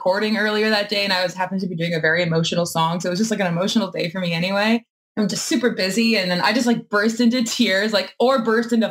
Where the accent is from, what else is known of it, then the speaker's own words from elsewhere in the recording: Winnipeg, Manitoba, Canada; we're from Winnipeg